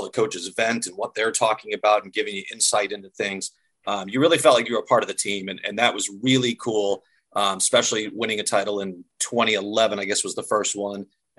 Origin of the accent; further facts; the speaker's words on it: Western Massachusetts, United States; moved away as an adult; also born or lived in upstate New York / Jackson, Wyoming / Syracuse / Vermont; now in Minnesota, United States; So I grew up in Western Massachusetts in a small town. I went to a liberal arts school in upstate New York, kind of went out west to ski for a few years, just be a ski bum in Jackson, Wyoming